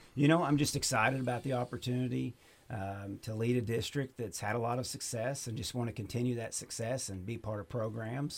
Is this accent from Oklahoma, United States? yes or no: yes; Pryor, Oklahoma, United States; moved away as an adult; also born or lived in Missouri; now in Clinton, United States; I'm originally from Oklahoma. I graduated from Pryor, Oklahoma